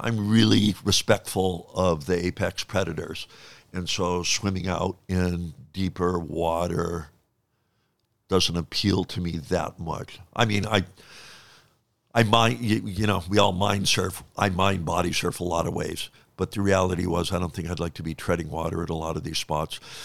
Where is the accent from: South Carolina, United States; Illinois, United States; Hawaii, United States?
Hawaii, United States; Honolulu; I grew up in Honolulu